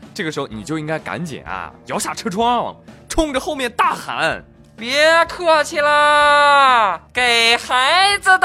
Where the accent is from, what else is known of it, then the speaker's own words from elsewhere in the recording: China; 我们中国人